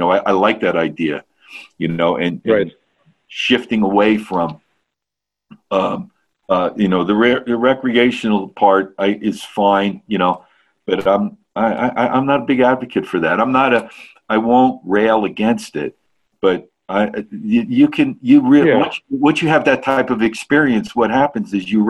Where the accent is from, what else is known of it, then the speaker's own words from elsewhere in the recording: Ireland; I'm Irish, like it's in our DNA.